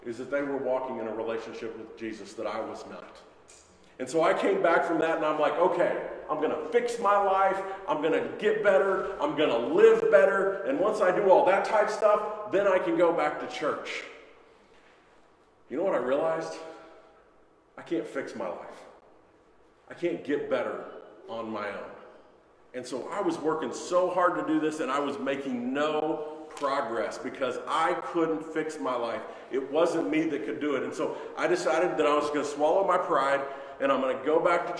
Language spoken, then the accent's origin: English; Missouri, United States; moved away as an adult; also born or lived in Philadelphia, Pennsylvania; My wife and I grew up in Missouri